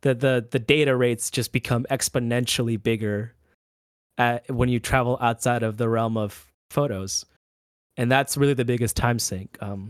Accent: Orlando, Florida, United States; So I I am from Orlando, but I make the drive to Tampa, like, every week just to shoot a band here and there.

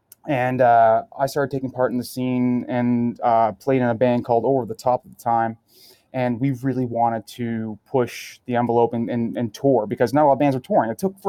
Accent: St. John's, Newfoundland and Labrador, Canada; moved away as an adult; now in Ottawa, Canada; Grew up in Newfoundland. So isolated island in the middle of like nowhere.

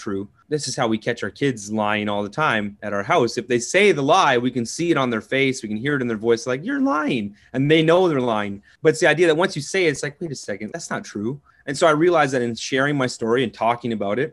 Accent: Southern Ontario, Canada; So I grew up in Southern Ontario, farming, agriculture community.

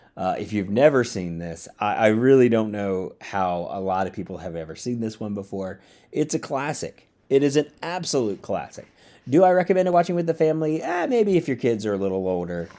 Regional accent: Georgia, United States; also born or lived in Louisiana / Orlando, Florida; now in Austin, United States; I grew up in the South. I grew up in Georgia

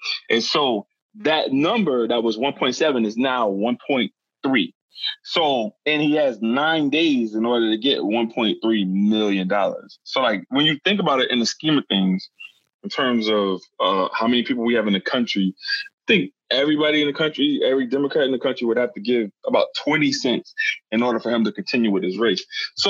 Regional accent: Covington, Louisiana, United States; now in Long Island, United States; I grew up 24.7 miles away from your original grow-up destination, bro. I grew up in Covington, Louisiana. That's a causeway ride away from New Orleans.

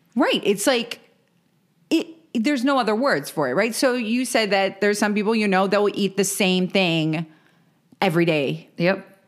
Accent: Maryland, United States; moved away; we're from Maryland originally

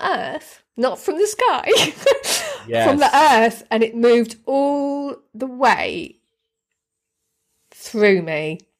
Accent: Deal, South East England, United Kingdom; when I was a kid, I grew up on the Kent coast in a little town called Deal, which is just down the road from Dover and Folkestone

